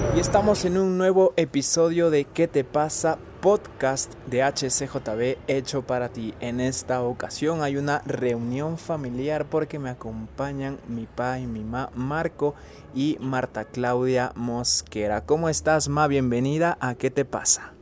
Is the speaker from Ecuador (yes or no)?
yes; Ecuador; also born or lived in Mexico City, Mexico; nací en Ciudad de México, pero he vivido desde muy pequeño aquí en Ecuador.